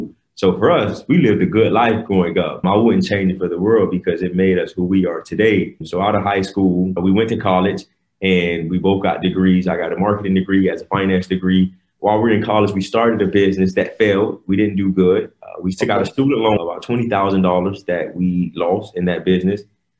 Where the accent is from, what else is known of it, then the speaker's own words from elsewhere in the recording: Miami, Florida, United States; we grew up in Miami, Florida, but not that part that you see on TV, well, on First 48, yeah. but we grew up in the hood in Miami.